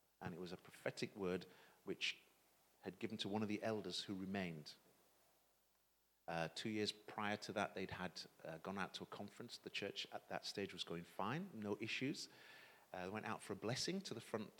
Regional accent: Leeds, Yorkshire and the Humber, United Kingdom; also born or lived in St. Kitts; now in Romford, United Kingdom; I was born in St. Kitts in the West Indies, but when I was 2 years old, my family emigrated to England, and we landed in Leeds. And I was raised in Leeds, so I'm a Yorkshireman

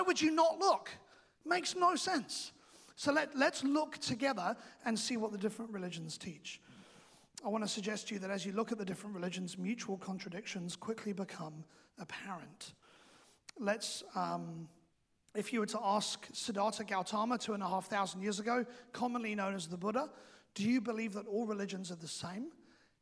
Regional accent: England, United Kingdom; now in New Zealand; I am also English

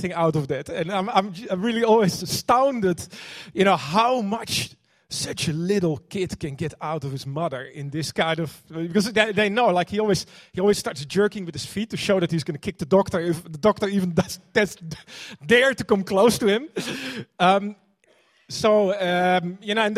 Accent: Netherlands; now in New Zealand; I'm, you know, like originally from Holland. You could probably hear that.

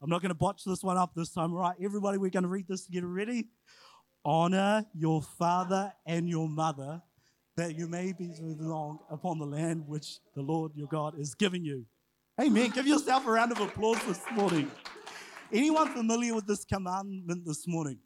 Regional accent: New Zealand; also born or lived in Huntly, Waikato / Whangarei, Northland; I was brought up and raised in Huntley in Whangarei

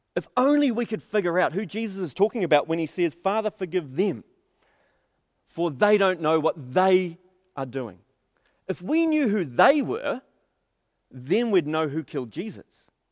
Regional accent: Auckland, New Zealand; we spent thirty years of my life, um, growing up in South Auckland

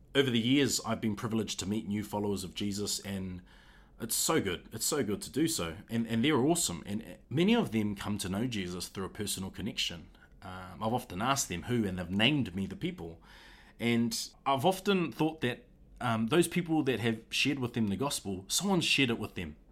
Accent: Auckland, New Zealand; I'm from Auckland

